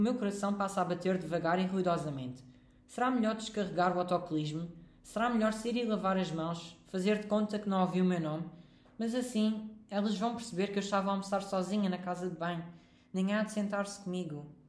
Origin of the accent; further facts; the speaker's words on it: Almada, Lisbon, Portugal; sou de Almada